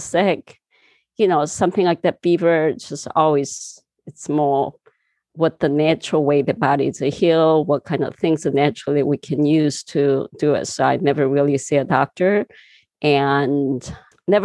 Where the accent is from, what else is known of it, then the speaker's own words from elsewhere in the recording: southern Korea, South Korea; English is a second language; moved away as an adult; also born or lived in California; now in United States; I was born in Korea, southern part of a little town. And, you know, I just grew up very natural, neural